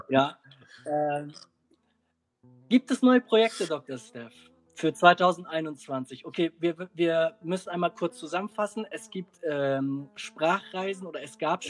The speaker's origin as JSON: {"language": "German", "country": "Germany", "said": "wenn wir in einer, ja, in, in Deutschland aufwachsen, dann wachsen jetzt zwischen zwei Gesellschaften auf"}